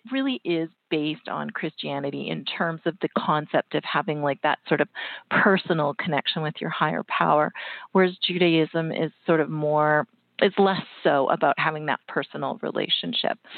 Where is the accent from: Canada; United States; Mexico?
Canada; and You know, I'm Canadian, so I love to promote Canadian authors.